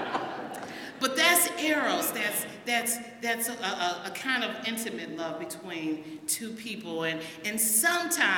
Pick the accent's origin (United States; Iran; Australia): United States; my father and my mom moved up here, and I was raised in Gratiot Avenue